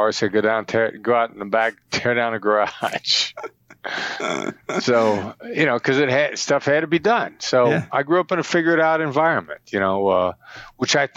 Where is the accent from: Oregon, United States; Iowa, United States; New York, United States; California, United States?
Iowa, United States; Mount Pleasant; middle class, blue collar, Iowa, Midwestern guy, small town in Iowa, about 7,000 people, son of Richard and Joyce …, Mount Pleasant, Iowa.